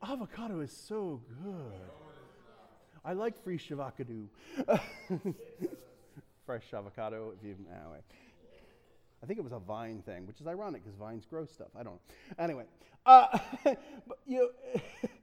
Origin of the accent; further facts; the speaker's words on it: United States; Love being American